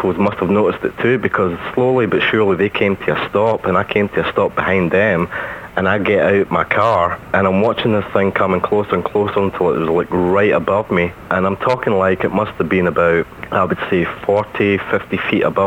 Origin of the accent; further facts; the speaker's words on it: Scotland, United Kingdom; being Scottish